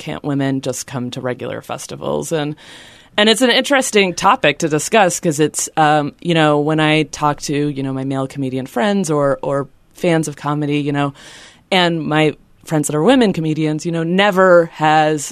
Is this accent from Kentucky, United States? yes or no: yes; Louisville, Kentucky, United States; moved away; I'm from Louisville, Kentucky.